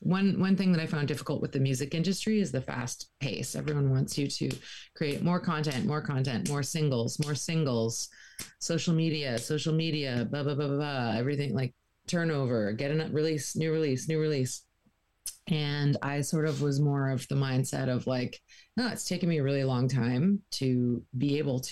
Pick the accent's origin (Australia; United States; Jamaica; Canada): Canada; Peterborough, Ontario; born or raised there; now in St. John's, Canada